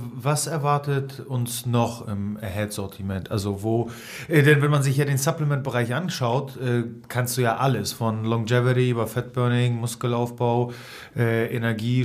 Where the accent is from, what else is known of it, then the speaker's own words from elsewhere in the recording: Hamburg, Germany; hier als Hamburger